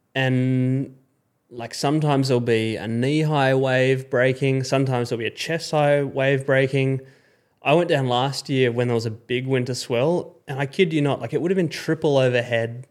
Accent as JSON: {"language": "English", "town": "Perth", "region": "Western Australia", "country": "Australia", "tie": "born or raised there", "said": "as an Aussie growing up"}